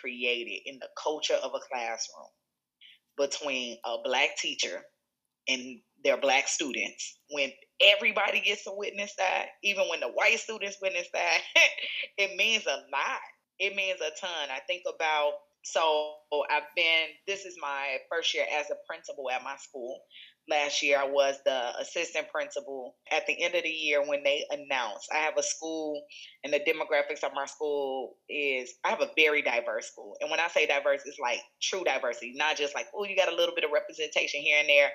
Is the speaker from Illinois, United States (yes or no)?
yes; Chicago, Illinois, United States; moved away as an adult; now in Seattle, United States; where I grew up in Chicago